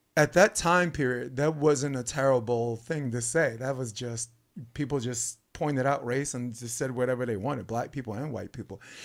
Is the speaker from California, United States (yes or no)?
no; New York City, New York, United States; I grew up in Brooklyn